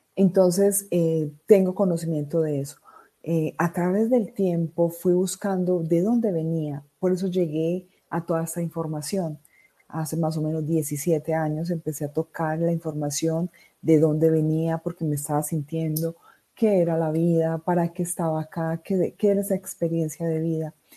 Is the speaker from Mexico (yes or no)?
no; Riosucio, Caldas, Colombia; also born or lived in Medellín, Colombia; soy de Medellín, Colombia. Crecí en un pueblo llamado Río Sucio Caldas